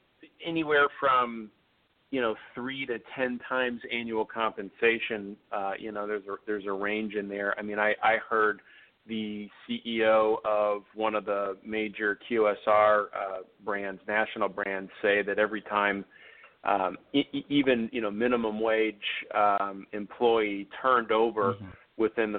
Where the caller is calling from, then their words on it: Chicago, Illinois, United States; Chicago, Illinois.